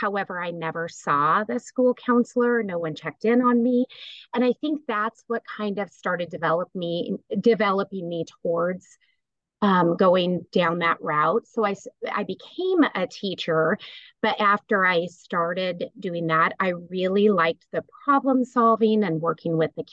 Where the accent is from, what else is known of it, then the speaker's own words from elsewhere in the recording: Kimball, Nebraska, United States; Well, I grew up in Kimball, Nebraska, so a small town